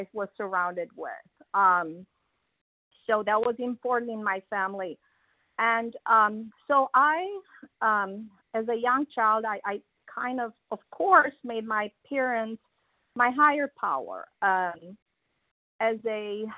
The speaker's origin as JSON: {"language": "English", "region": "Transylvania", "country": "Romania", "tie": "born or raised there", "moved": "yes", "said": "everybody that I know of in this line was born in my hometown. And so that's where I started my life, in that small town in the mountains of Transylvania"}